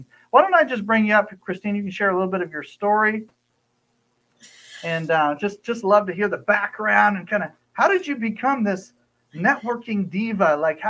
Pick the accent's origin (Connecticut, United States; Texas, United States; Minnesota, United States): Texas, United States; Dallas; I was born in Dallas, Texas, so I know.